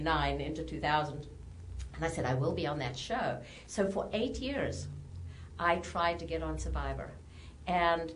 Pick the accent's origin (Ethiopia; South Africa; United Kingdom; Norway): South Africa; moved away as an adult; now in United States; I was born and raised in South Africa